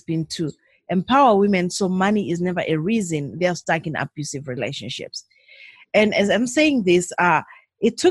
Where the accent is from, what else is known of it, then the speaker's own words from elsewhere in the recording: Zimbabwe; moved away as an adult; now in Canada; I'm originally from Zimbabwe. I came from Zimbabwe 17 years ago to Canada. I live in Canada now